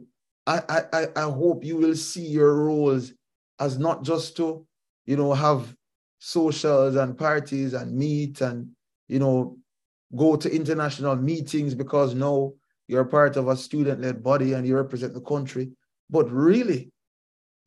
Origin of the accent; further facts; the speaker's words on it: Jamaica; as a Jamaican, as a fellow Caribbean person